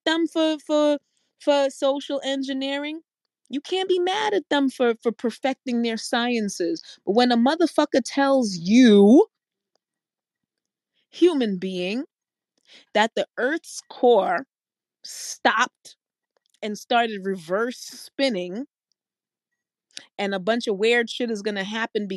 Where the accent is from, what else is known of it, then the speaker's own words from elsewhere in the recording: New York City, New York, United States; I'm from New York City